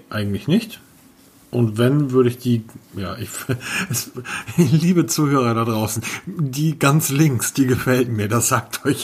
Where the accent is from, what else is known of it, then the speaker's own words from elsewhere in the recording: Hamburg, Germany; Aber Peter, bedenkt bitte, ich bin Hamburger.